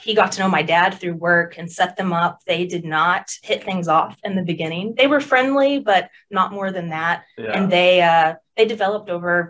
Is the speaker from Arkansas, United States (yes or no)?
yes; Bryant, Arkansas, United States; also born or lived in Little Rock, Arkansas / Otter Creek, Arkansas; I am born and raised in Arkansas. I've lived in a couple different areas of the state, but never outside of it